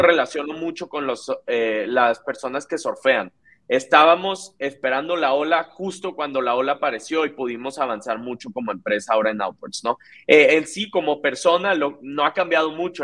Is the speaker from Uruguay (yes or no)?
no; Monterrey, Nuevo León, Mexico; soy alguien que me considero regio, me, encanta Monterrey, eh, toda mi vida viví ahí